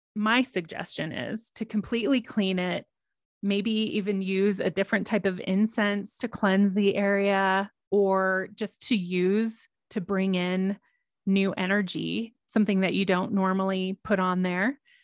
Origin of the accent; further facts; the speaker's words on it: Texas, United States; now in Colorado, United States; me growing up in Texas